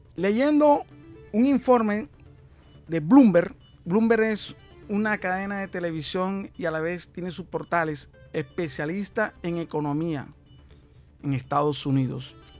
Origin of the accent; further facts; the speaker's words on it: Colombia; moved away as an adult; also born or lived in Barcelona, Spain; decido volver a mi Colombia, a vivir a mi país después de 22 años que llevaba viviendo en Barcelona